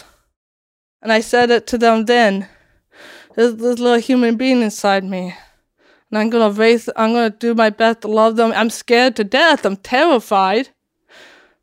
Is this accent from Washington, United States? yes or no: yes; Washington, United States; also born or lived in Latvia; I came to Washington State